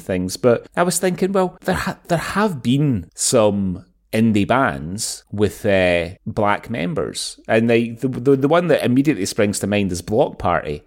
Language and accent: English; Glasgow, Scotland, United Kingdom; moved away; growing up in Glasgow and then returning to Glasgow a lot over the years